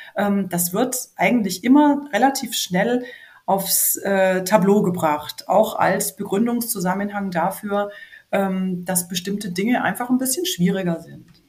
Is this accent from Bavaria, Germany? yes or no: yes; Franconia, Bavaria, Germany; Ich komme ja aus Franken und das hat ja äh, wenig Ähnlichkeit jetzt gerade vom Dialekt her mit dem Oberbayerischen